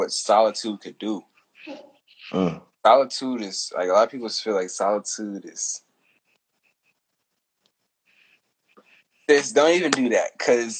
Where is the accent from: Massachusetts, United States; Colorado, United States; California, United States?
California, United States; the East; I'm from the East